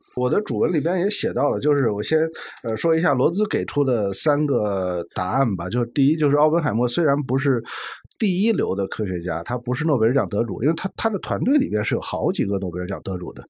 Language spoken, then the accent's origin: Chinese; China; 我们中国人